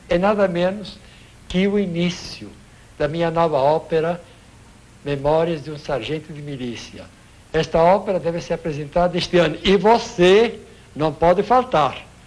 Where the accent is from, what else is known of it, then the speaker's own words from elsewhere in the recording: São Paulo, Brazil; Nasci em São Paulo, quer dizer, sou paulista e paulistano, quer dizer, capitalista sem dinheiro.